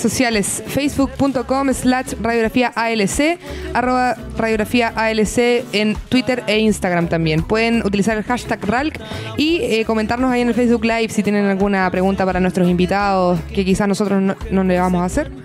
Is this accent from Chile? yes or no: yes; Chile; cómo los chilenos también hemos afrontado este cambio cultural